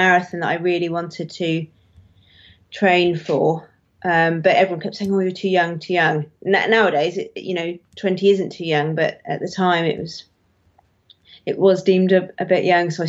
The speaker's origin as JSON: {"language": "English", "area": "Devon", "region": "South West England", "country": "United Kingdom", "tie": "born or raised there", "also_born_or_lived": "Somerset", "moved": "as an adult", "said": "I grew up in Devon, Somerset and Devon, really, but mainly Devon."}